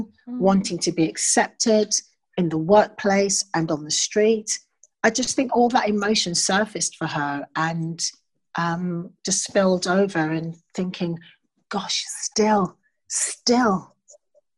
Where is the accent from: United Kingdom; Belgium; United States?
United Kingdom; I'm British. I was raised in this country